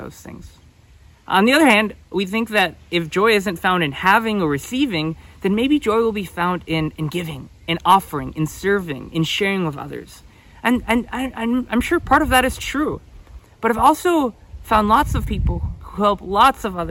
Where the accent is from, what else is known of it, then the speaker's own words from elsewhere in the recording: United States; I'm from the United States